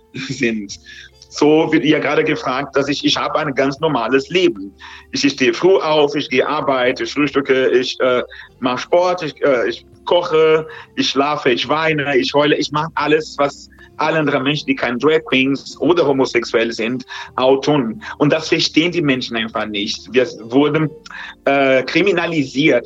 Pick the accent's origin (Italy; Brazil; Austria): Brazil; German is a second language; now in Germany; in der Land, wo ich herkomme, in Brasilien